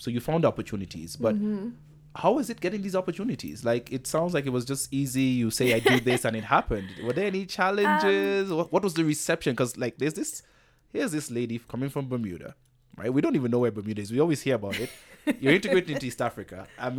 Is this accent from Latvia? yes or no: no; Antigua & Barbuda; now in Kenya; And when I moved from Antigua and Barbuda to Kenya, it was just at the scale.